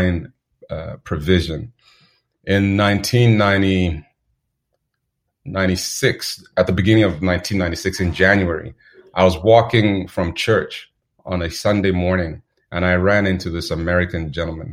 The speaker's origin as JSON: {"language": "English", "country": "Zambia", "tie": "born or raised there", "said": "Growing up in Zambia was I'd say charming."}